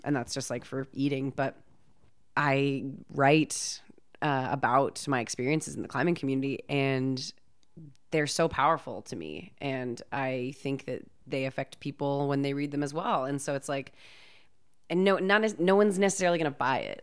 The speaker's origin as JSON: {"language": "English", "region": "California", "country": "United States", "tie": "born or raised there", "said": "I grew up in California"}